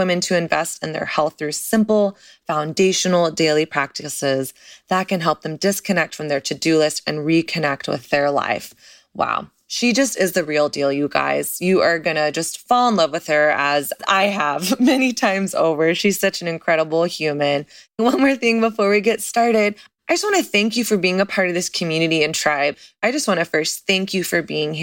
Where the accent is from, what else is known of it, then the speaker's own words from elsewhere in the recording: Dallas, Texas, United States; I'm from Texas. I'm from Dallas.